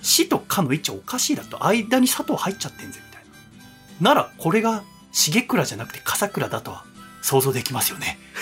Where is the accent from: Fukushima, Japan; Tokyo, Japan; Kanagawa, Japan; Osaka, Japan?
Kanagawa, Japan; Yokohama; also born or lived in Tochigi; 横浜のスカイビュー戸塚っていうとこ住み出して、 でそこから私が生まれて小学1年生になる時に、栃木に引っ越したんだよ